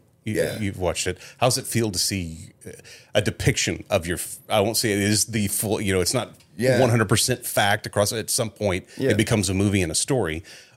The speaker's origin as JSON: {"language": "English", "region": "Southern Oklahoma", "country": "United States", "tie": "born or raised there", "said": "I'm from Southern Oklahoma"}